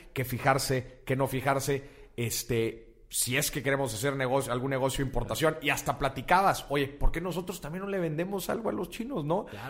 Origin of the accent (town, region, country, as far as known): Mexico